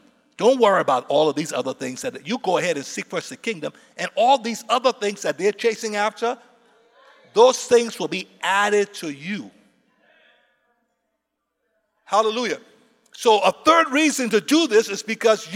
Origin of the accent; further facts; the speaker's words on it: Liberia; my people, I'm from Liberia